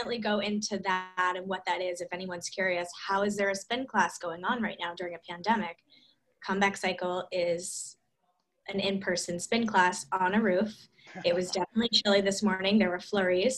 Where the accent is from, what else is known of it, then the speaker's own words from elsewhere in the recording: Scarsdale, New York, United States; we met in high school and we're from Scarsdale